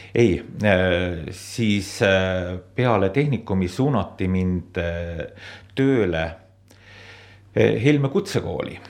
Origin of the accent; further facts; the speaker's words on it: Suislepa, Viljandi County, Estonia; ma olen äh, pärit siit lähedalt Suislepast ja seal on kõik minu lapsepõlv ka möödunud. olen sündinud Suislepas